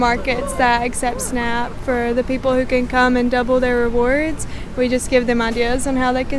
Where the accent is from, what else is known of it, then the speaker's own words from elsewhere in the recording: Rock Island, Tennessee, United States; I'm from Rock Island, Tennessee. It's in Middle Tennessee.